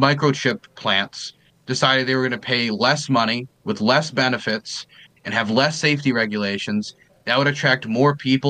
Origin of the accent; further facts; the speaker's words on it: Maryland, United States; I'm from Maryland, and we're one of the special states where the Democrats actually got to practice gerrymandering.